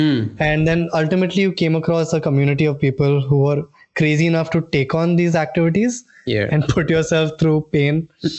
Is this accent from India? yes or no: yes; Mumbai, Maharashtra, India; Yes, we're all from Bombay.